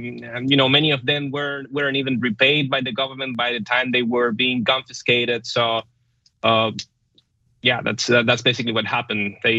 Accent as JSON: {"language": "English", "country": "Venezuela", "moved": "as an adult", "said": "I came from Venezuela."}